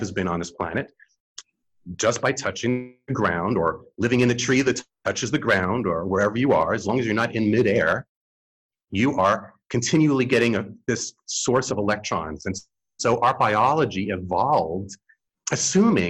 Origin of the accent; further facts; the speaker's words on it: New York City, New York, United States; I grew up in New York City in the 8th floor